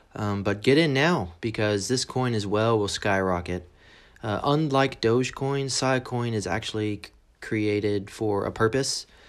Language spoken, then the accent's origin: English; San Antonio, Texas, United States; moved away as an adult; now in England, United Kingdom; I was born in San Antonio, Texas.